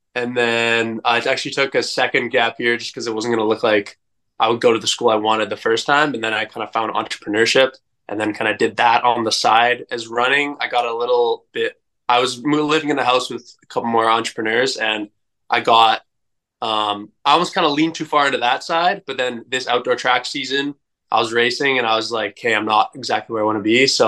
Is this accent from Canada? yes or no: yes; Edmonton, Alberta, Canada; I grew up in Edmonton, Canada, the furthest northern city of a million people.